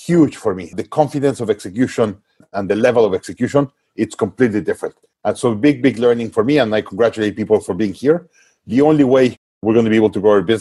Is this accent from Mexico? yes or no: yes; Mexico; I was based in Mexico, my home country